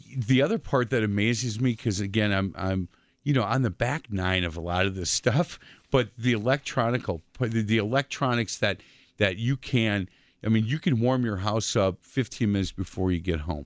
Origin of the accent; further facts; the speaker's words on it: Milwaukee, Wisconsin, United States; I grew up on Bartlett Avenue